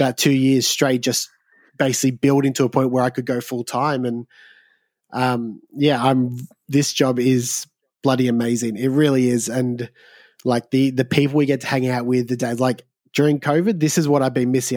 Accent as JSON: {"language": "English", "region": "Southeast Victoria", "country": "Australia", "tie": "born or raised there", "said": "I grew up in Southeast Victoria"}